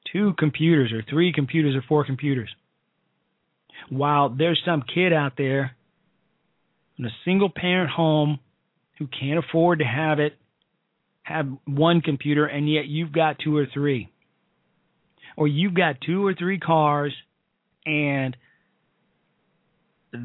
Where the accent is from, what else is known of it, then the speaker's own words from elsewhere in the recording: Chicago, Illinois, United States; my hometown of Chicago